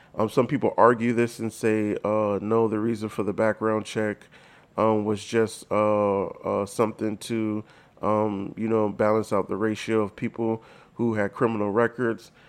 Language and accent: English; United States; being Black in America or just, you know, knowing that I'm African American